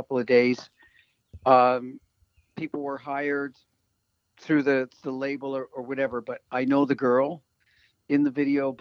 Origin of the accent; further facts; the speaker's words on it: Ontario, Canada; we're this band from Ontario, Canada